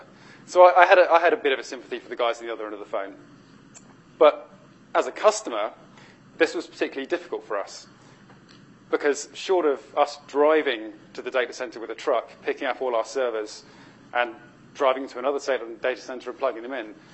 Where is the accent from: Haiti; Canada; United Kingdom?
United Kingdom; being British